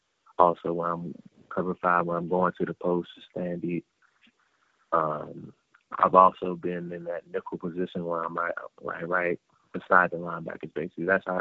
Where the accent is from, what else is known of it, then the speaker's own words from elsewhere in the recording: North Carolina, United States; And we're both from North Carolina, so seeing him make that switch as well motivated me to be even better.